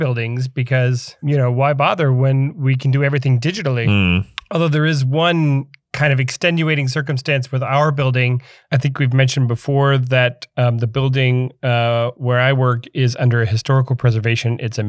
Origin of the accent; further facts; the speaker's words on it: Florida, United States; I'm from Florida. I'm allowed to make these jokes.